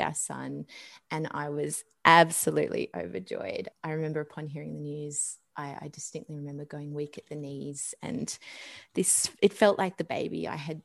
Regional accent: Sydney, New South Wales, Australia; moved away as an adult; now in Tenterfield, Australia; We're from Sydney, but we're currently living in a small country town in the Northern Tablelands called Tenderfield

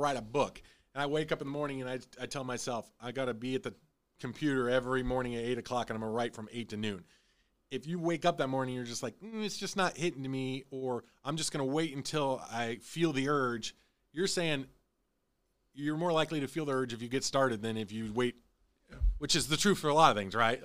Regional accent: Illinois, United States; moved away; I'm originally from Illinois.

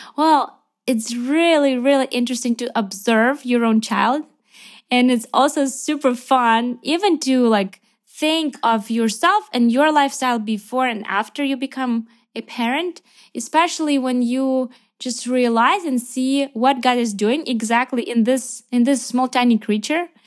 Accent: Ukraine; also born or lived in Lviv, Ukraine; I am from Ukraine

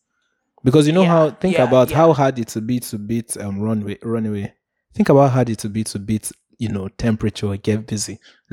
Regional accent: Puerto Rico; I remember growing up in Puerto Rico, they used to say ….

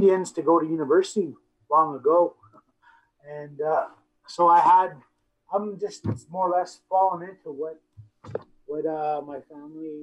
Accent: Brandon, Manitoba, Canada; I was from Brandon

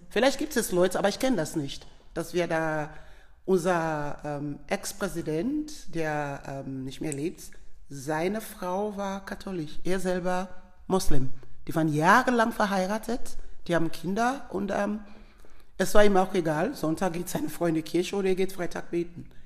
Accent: Sierra Leone; German is a second language; ich bin selber ein Themne, ich komme aus der Themne Volka, die waren diese Krieger bei dieser Schönheit, so Beauty of Sierra Leone, wo ich sagen kann, my, my Sierra Leone is beautiful.

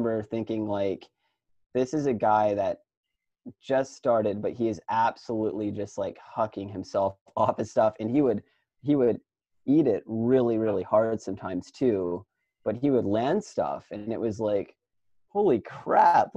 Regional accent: Ohio, United States; also born or lived in California; growing up in Ohio, like I knew that I originally came from California

